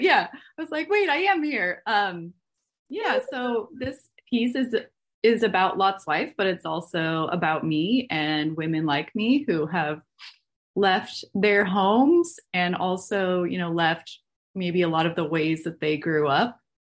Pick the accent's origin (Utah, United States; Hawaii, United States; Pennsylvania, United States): Utah, United States; Salt Lake City; moved away as an adult; I am from Salt Lake City and grew up 45 minutes from the Salt Flats and grew up in a very, you know, Orthodox Mormon household